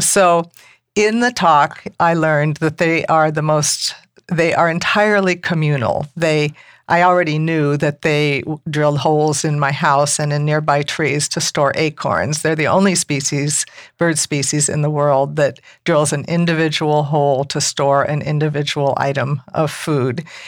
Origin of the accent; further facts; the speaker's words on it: Malibu, California, United States; moved away as an adult; also born or lived in Mendocino County; now in Ukiah, United States; I grew up in rural Malibu